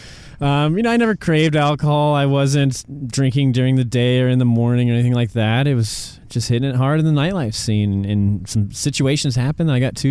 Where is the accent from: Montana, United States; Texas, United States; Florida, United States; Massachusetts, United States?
Montana, United States; moved away as an adult; also born or lived in Venice Beach, California; I was born and raised in Montana